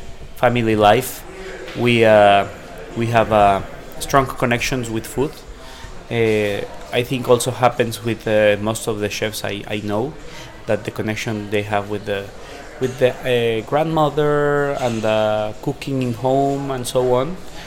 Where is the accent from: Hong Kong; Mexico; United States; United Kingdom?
Mexico; Mexico City; I'm from Mexico City.